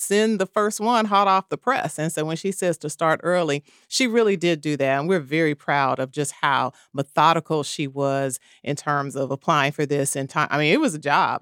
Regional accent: Kansas City, Missouri, United States; I am from the Midwest, Kansas City, Missouri

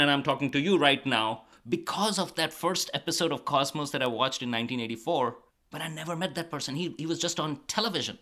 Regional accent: Karachi, Sindh, Pakistan; moved away as an adult; also born or lived in Stony Brook, New York / New Mexico; now in Amherst, United States; I grew up in Pakistan, in Karachi, big city

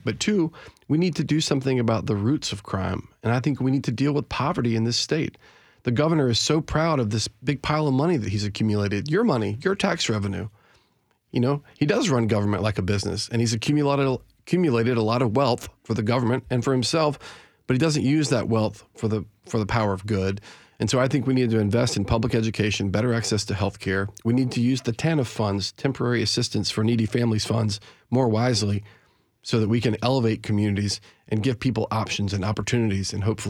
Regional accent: Mobile, Alabama, United States; I grew up in Mobile, Alabama, hunting on the weekends with my grandfather and my father.

